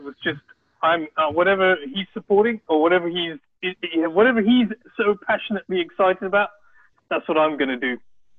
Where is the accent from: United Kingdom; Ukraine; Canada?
United Kingdom; London; I was born and brought up in London